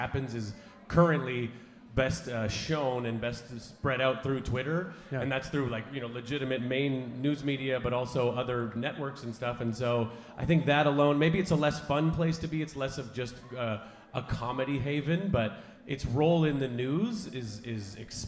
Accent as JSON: {"language": "English", "country": "Canada", "said": "And so the smug thing of being Canadian is like pretty easily punctured and burst"}